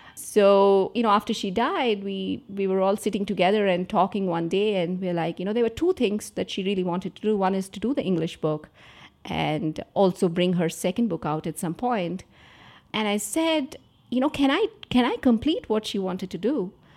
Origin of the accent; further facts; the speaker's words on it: Andhra Pradesh, India; I grew up in Andhra Pradesh.